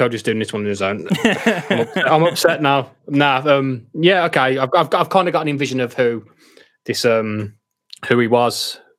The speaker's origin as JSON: {"language": "English", "country": "United Kingdom", "said": "as a British person"}